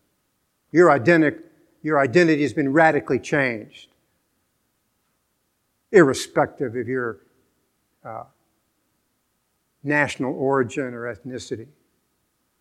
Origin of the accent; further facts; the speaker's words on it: Venezuela; moved away; I was born in Venezuela.